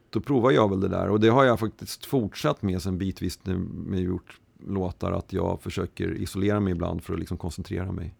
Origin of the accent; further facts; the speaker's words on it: Stockholm, Stockholm County, Sweden; jag var uppväxt i Mälarhöjden söder om stan